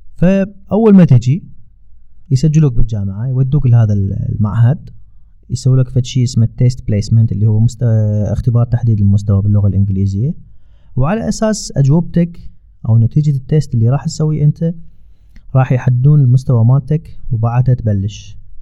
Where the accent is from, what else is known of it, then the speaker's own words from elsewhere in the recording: Iraq; moved away; اني من العراق